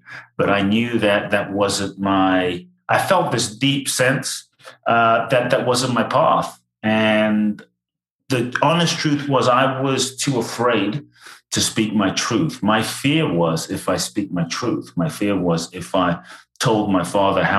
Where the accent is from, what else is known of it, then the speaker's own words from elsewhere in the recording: London, United Kingdom; also born or lived in Ghana; now in United States; I was born in Ghana, West Africa. My father's from Ghana. My mother's Japanese. I grew up in London. I live in the US now